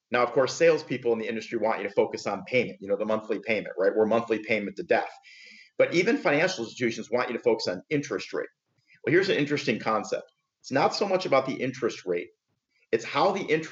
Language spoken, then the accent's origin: English; Michigan, United States; moved away as an adult; now in Palm Beach, United States; I am actually originally from Michigan, born and raised and moved to South Florida about 20 years ago.